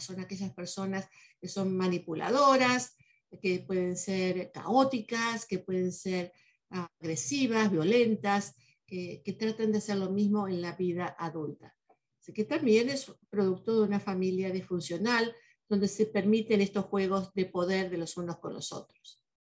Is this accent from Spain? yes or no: no; Argentina